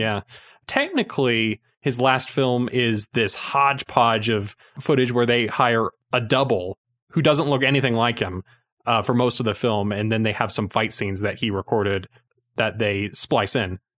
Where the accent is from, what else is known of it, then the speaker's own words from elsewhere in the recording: Utah, United States; accent: Utah; my Utah accent